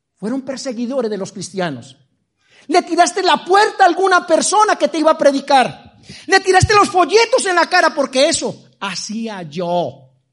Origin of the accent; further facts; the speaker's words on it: Medellín, Antioquia, Colombia; now in Madrid, Spain; Nací en Medellín